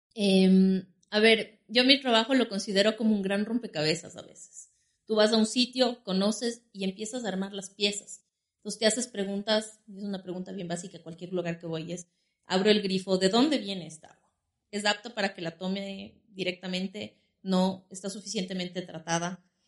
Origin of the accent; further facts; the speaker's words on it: Quito, Pichincha, Ecuador; nací aquí en la ciudad de Quito